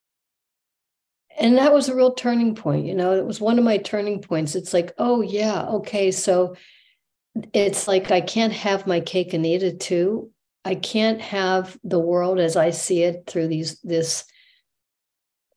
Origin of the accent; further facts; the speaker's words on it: Pennsylvania, United States; moved away as an adult; also born or lived in Manhattan Beach; I went back to Pennsylvania to my hometown